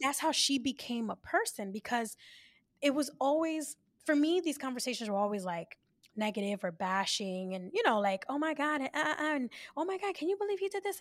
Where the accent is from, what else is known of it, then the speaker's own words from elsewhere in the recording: New York City, New York, United States; born and raised in the Bronx